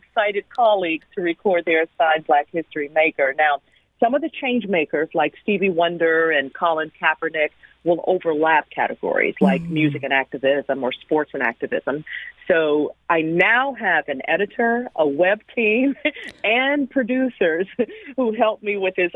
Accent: St. Louis, Missouri, United States; moved away as an adult; now in Washington, D.C., United States; my hometown of St. Louis

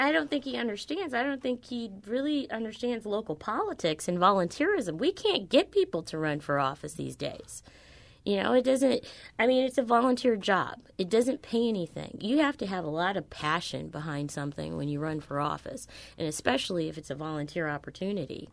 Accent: University City, Missouri, United States; also born or lived in St. Louis, Missouri; University City. My mom chose to move to Saint Louis City so that I could go to Clayton

